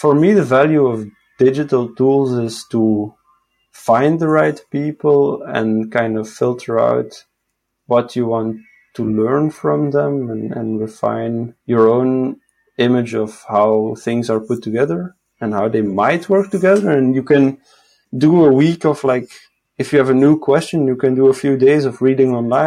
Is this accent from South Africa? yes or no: no; Sint-Truiden, Flanders, Belgium; also born or lived in Hasselt / Leuven; now in Portugal; I was born in Hasselt, and then I spent my first few years as a toddler in Leuven, in the university city, and then we moved to Sint-Truiden, which is more east, 10 minutes from the Wallonian border